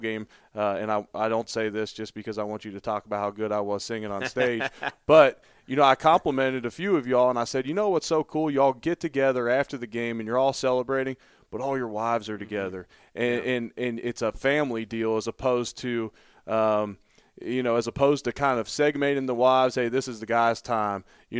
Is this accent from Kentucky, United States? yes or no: yes; Louisville, Kentucky, United States; Well, when they know I'm from Louisville, these scouts want to know about Mekhi.